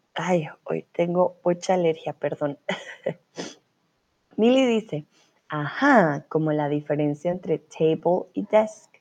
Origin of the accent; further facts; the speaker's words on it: Colombia; soy de Colombia, soy tutora de español aquí en Chatterbox